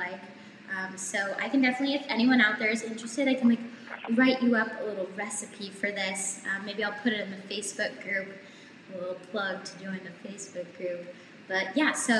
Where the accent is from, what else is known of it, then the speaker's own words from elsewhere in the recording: Somerville, Massachusetts, United States; I'm from just outside Boston, a city called Somerville, so we have a subway.